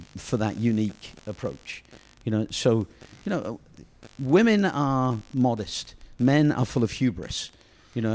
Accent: England, United Kingdom; I'm that English guy

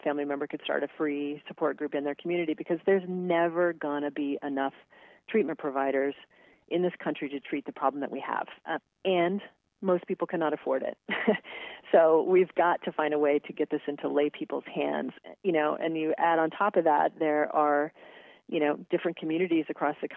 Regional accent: Western Kansas, United States; I grew up in Western Kansas

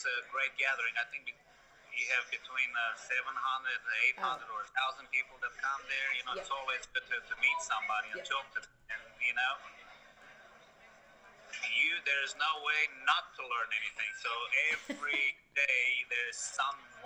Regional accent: Romania; now in United States; my Romanian flag, even though I'm American now, but, you know, it's a good, reminder for me to show everybody what I come from

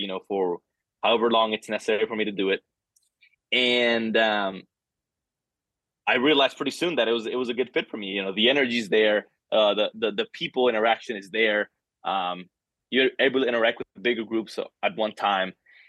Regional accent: El Salvador; born there; also born or lived in Central America; I was born in El Salvador, bounced around Central America a couple times, lived in four other countries

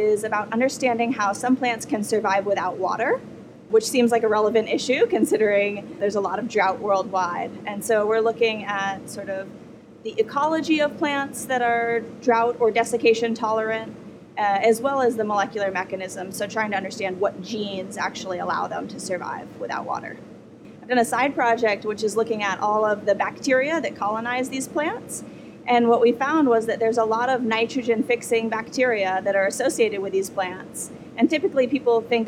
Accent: New Hampshire, United States; also born or lived in Montana; now in Kentucky, United States; I grew up in New Hampshire and then lived in Montana

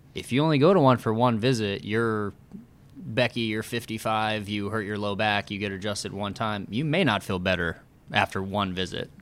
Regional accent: Oakland City, Indiana, United States; moved away as an adult; also born or lived in Bloomington, Indiana; now in Indianapolis, United States; I'm from Oakland City

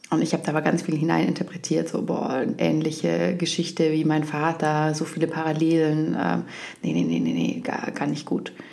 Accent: Bavaria, Germany; ich komme aus Oberbayern, ich spreche keinen Dialekt, aber ich verstehe es sehr gut, äh, es fühlt sich für mich auch heimisch

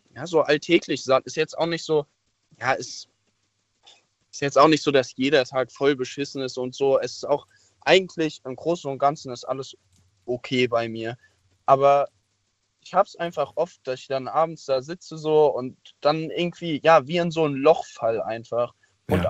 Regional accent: near the Loreley, by Koblenz, Rhineland-Palatinate, Germany; da komme ich her

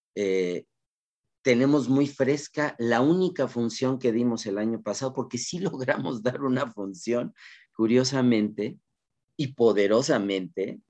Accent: Mexico; como cultura mexicana

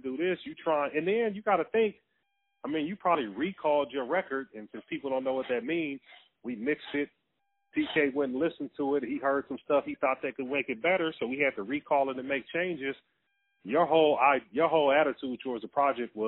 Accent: Carson, California, United States; I'm from Carson, right next to Long Beach. Yeah, Carson

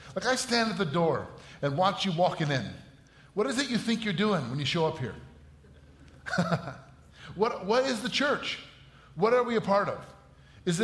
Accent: Batavia, Illinois, United States; volunteering as a high school football coach in my hometown, Batavia

